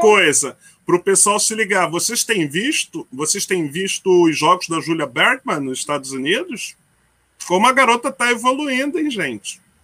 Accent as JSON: {"language": "Portuguese", "region": "Rio de Janeiro", "country": "Brazil", "also_born_or_lived": "São Paulo", "said": "Eu sou um carioca com alma mais paulista do que carioca"}